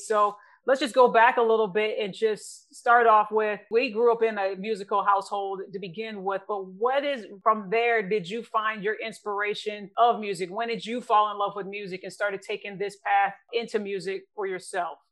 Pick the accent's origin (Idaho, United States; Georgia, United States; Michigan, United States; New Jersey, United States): Michigan, United States; Lansing; That is also my hometown